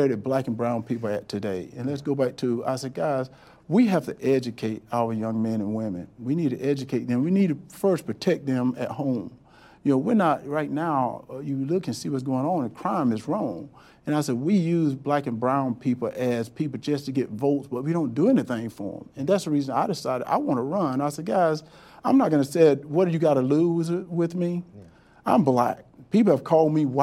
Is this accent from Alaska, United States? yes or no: no; Wrightsville, Georgia, United States; I'm from Wrightsville, Georgia